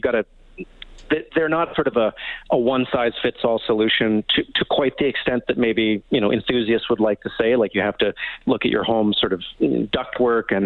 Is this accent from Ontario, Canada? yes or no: no; Vancouver, British Columbia, Canada; I grew up in Vancouver